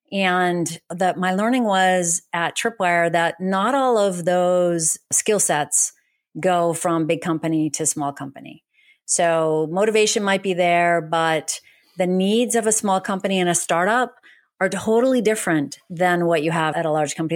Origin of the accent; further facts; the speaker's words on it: New England, United States; moved away; I grew up in New England. I think Boston is my home.